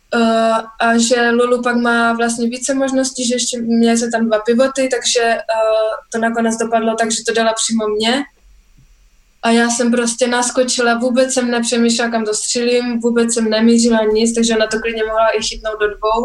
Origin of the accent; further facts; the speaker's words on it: Czechia; jsme jako správní Češi